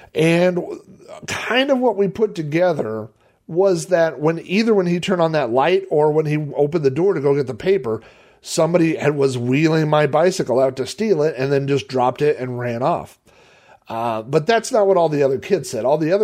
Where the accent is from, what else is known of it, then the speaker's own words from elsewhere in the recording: Sun Valley, United States; Was I grew up in Sun Valley because it was, we were, I don't know, 4 or 5 miles outside of town, at least 3 miles outside of town. So it had a very rural kind of feel.